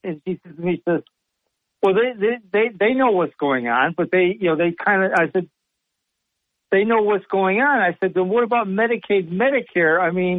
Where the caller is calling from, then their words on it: Sidney, New York, United States; from Sydney, New York.